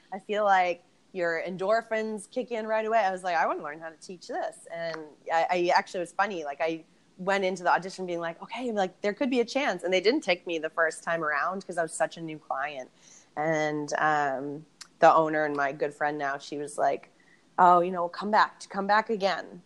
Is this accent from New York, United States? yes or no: no; Boston, Massachusetts, United States; I'm from Boston